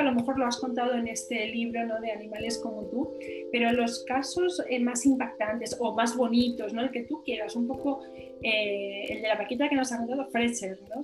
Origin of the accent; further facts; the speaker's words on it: Asturias, Spain; yo soy asturiana